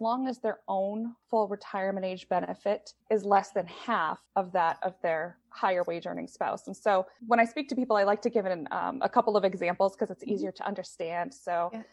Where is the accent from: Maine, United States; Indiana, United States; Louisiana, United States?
Maine, United States; Southern; I was born and raised in Southern Maine, and I stayed in Maine for college.